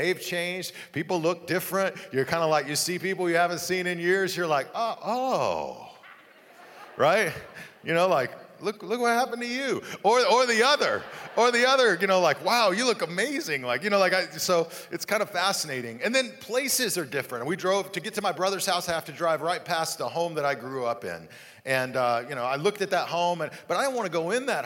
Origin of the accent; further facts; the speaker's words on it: Amarillo, Texas, United States; moved away; my hometown, Amarillo, Texas